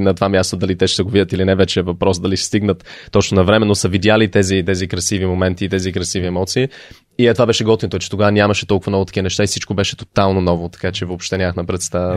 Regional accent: Canada; moved away as an adult; also born or lived in Sofia, Bulgaria / United States / Netherlands / Sevlievo, Bulgaria; now in Bulgaria; роден съм в България, в София, а, но тръгнах за щатите, когато още бях много малък. А, към щатите, след това към Канада, израснал съм по-голямата част от, в живота ми от Канада

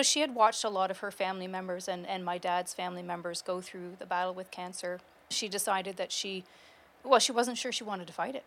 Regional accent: Kingston, Ontario, Canada; also born or lived in Peterborough, Ontario / Lindsay, Ontario; I was born in Peterborough, and we then moved to Lindsay about a year and a half later. Lived there till I was about 10, and then we've been in Kingston ever since.

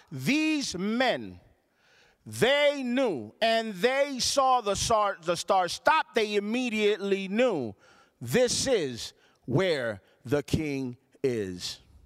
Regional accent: Puerto Rico; born or raised there; now in United States

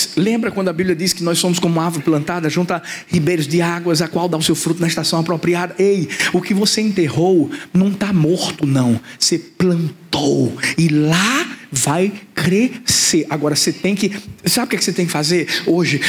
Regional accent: Recife, Pernambuco, Brazil; also born or lived in Maranguape, Paulista; Eu sou de Recife.

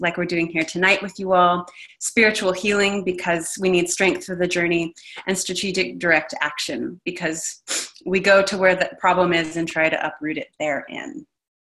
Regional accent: Texas, United States; I grew up in Texas

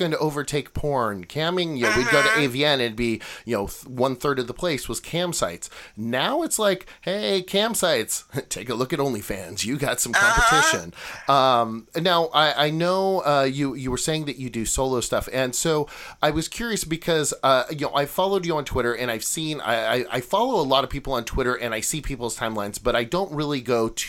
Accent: Eastern Oregon, United States; now in Los Angeles, United States; I grew up in Eastern Oregon

